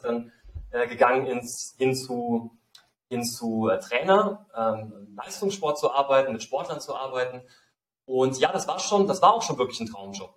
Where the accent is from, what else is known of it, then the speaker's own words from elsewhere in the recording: Saarland, Germany; now in Mexico; ich bin in einem kleinen Dorf im Saarland aufgewachsen